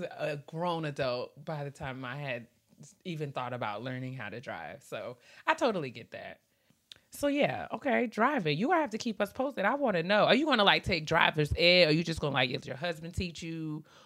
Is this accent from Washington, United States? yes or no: no; New York, United States; I'm from New York